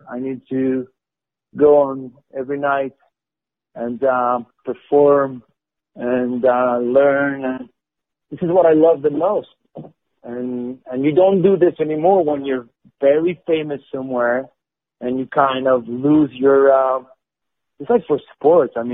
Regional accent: France; English is a second language; Because my whole shtick about oh I'm from France and blah blah I don't know this blah, blah, blah, blah

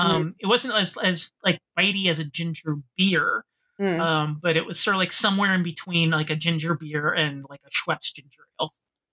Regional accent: Canada; as a Canadian.

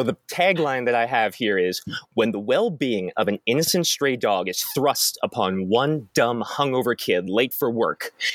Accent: Gimli, Manitoba, Canada; I'm from Gimli

